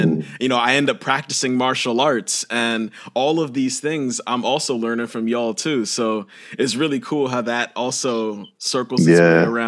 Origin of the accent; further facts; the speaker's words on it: Johnstown, United States; I'm a little kid growing up in Johnstown